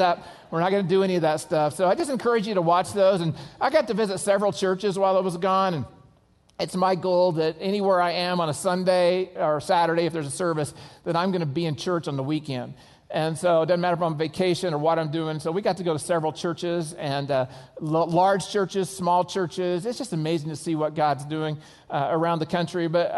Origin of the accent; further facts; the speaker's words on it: Oklahoma, United States; I'm from Oklahoma, and I lost my accent on purpose, okay?